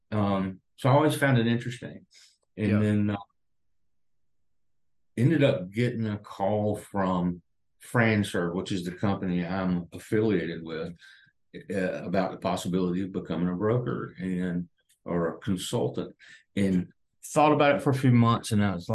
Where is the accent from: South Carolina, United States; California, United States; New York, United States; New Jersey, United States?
South Carolina, United States; now in Tampa, United States; I'm originally from South Carolina